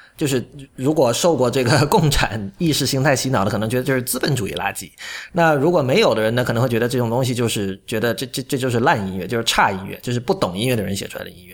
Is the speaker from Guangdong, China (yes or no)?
yes; Shenzhen, Guangdong, China; 我是在深圳长大的